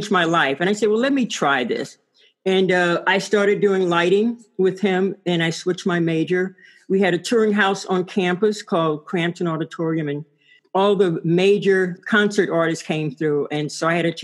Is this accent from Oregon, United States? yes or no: no; Mobile, Alabama, United States; moved away as an adult; also born or lived in Washington, D.C. / Illinois / California; now in Durham, United States; I grew up in Mobile, Alabama